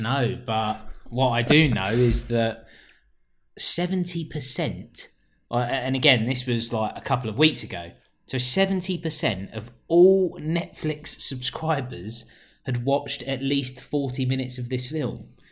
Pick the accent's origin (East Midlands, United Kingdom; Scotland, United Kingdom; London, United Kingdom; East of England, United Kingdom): London, United Kingdom; I am a Londoner